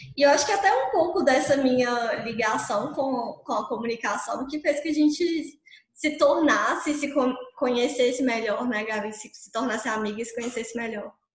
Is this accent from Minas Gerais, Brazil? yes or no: yes; Mariana, Minas Gerais, Brazil; eu sou mineirinha mesmo, sou aqui do interior de Minas, de uma cidade que chama Mariana